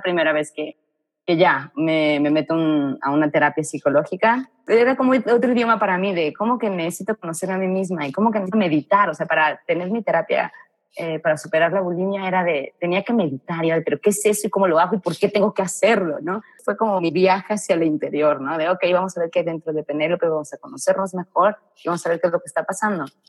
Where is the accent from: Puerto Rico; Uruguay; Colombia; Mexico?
Mexico; moved away as an adult; also born or lived in Madrid, Spain; no estoy muy a gusto en mi país